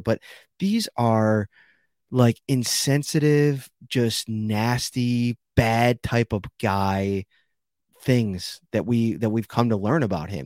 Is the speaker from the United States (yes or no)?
yes; Buffalo, New York, United States; I grew up in Buffalo. I'm Buffalo through and through.